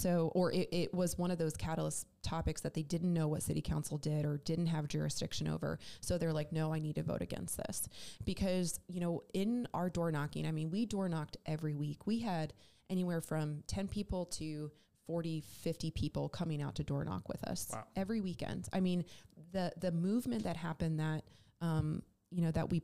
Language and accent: English; New Jersey, United States; now in Charlotte, United States; That same home state of New Jersey. I think a lot of we always joke that the North should be a different state than the South part of the state, because I grew up around farmlands